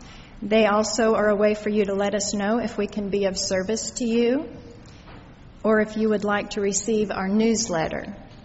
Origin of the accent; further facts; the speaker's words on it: Los Angeles, California, United States; Welcome. I'm from Los Angeles myself.